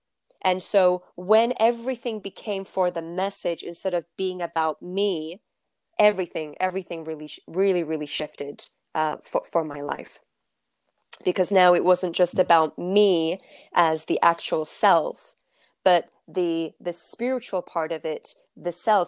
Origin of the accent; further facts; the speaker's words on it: Turkey; I come from, I'm from Turkey, so I come from a culture that that really is a story of, you know, women are supposed to be at home